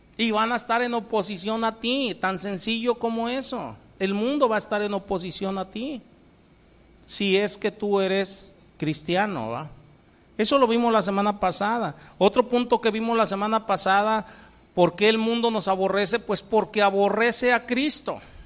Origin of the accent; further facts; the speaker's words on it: Colima, Mexico; moved away; Yo vengo de Colima, el, en el Señor me tocó en suerte nacer por allá